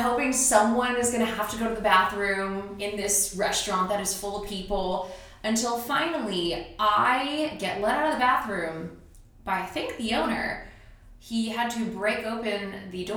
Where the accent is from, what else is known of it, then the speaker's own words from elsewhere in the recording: Dallas, Texas, United States; moved away as an adult; also born or lived in Syracuse, New York / Northwest Arkansas; now in Kansas City, United States; I grew up in the Dallas area.